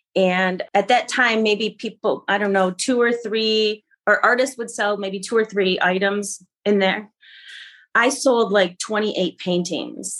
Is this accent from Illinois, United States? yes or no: no; Grand Rapids, Michigan, United States; also born or lived in Kalamazoo, Michigan / Seattle, Washington; now in Jackson, United States; I'm from uh, Grand Rapids, Michigan. I was born in Grand Rapids